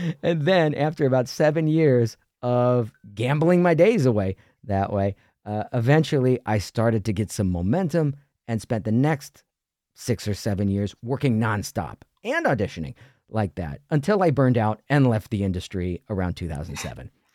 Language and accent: English; Ohio, United States; moved away as an adult; also born or lived in New York City / Los Angeles; I grew up in Ohio